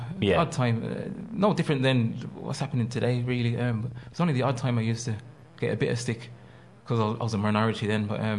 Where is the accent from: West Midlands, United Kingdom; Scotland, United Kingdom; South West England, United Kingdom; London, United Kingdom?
West Midlands, United Kingdom; Birmingham; moved away as an adult; also born or lived in Ireland; I said, I'm from Birmingham.